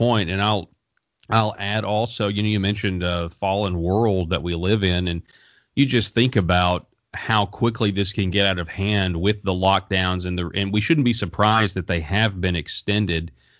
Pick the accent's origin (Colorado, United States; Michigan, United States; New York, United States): Colorado, United States; the governor of my home state of Colorado